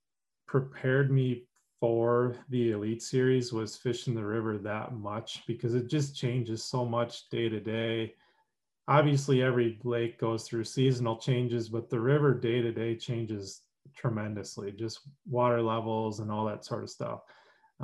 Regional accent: Minneapolis, Minnesota, United States; I grew up in Minnesota, like Twin Cities, Minneapolis, St. Paul.

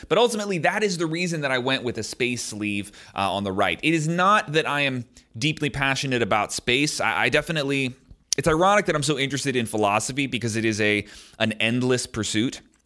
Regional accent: United States; as an American

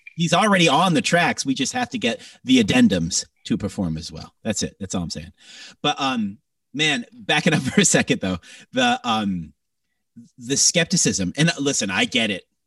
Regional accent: Greater Toronto Area, Ontario, Canada; moved away; my hometown has been in lockdown still

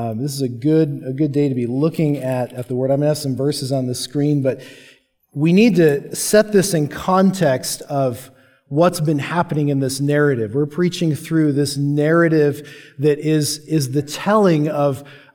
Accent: Longmont, Colorado, United States; for me, as a preteen, one of the best places for a young Christian preteen growing up in Longmont, Colorado, was the Lord's Walk Christian Bookstore

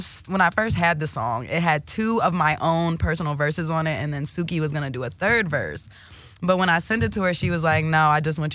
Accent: Delaware, United States; I'm from Delaware

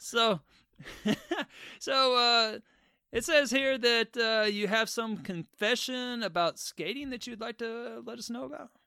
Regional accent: the South, United States; I'm a Southerner too

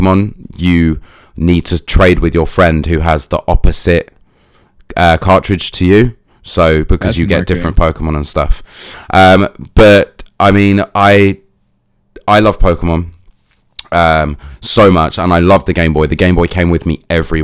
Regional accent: United Kingdom; I'm British

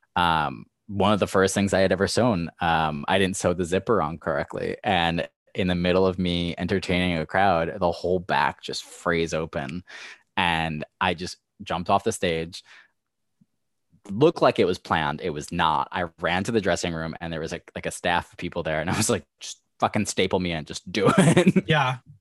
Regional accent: Levittown, United States; I am from Levittown

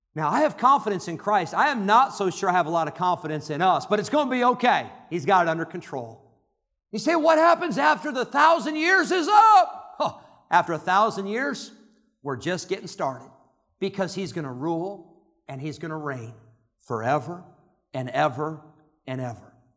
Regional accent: Santa Clara, California, United States; when I was born, on May twenty-first, nineteen seventy-nine, in Santa Clara, California

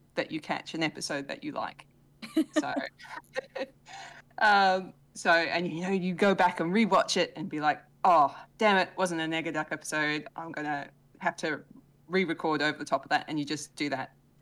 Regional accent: Australia; I am Australian

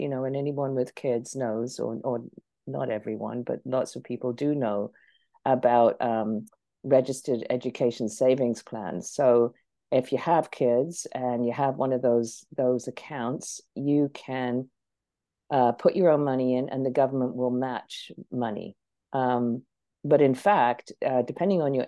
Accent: England, United Kingdom; I grew up in England

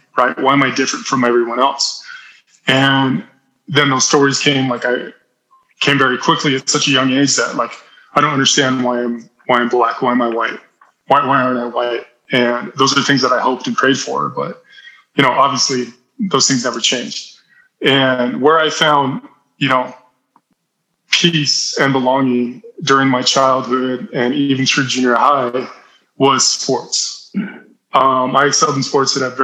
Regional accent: Salt Lake City, Utah, United States; in the society I grew up in East Salt Lake City, I dealt with a lot of racism

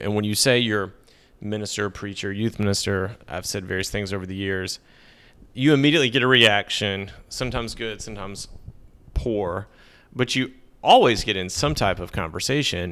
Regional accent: Middle Tennessee, United States; also born or lived in Texas / Connecticut; now in Nashville, United States; I grew up in Middle Tennessee

